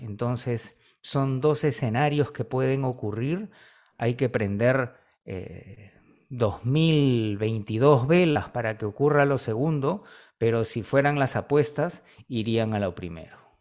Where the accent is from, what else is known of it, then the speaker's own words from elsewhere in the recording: Peru; aquí en el Perú